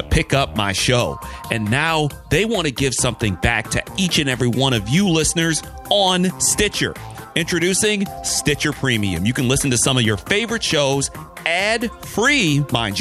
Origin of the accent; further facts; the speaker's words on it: Detroit, Michigan, United States; moved away; back in my hometown, the Motor City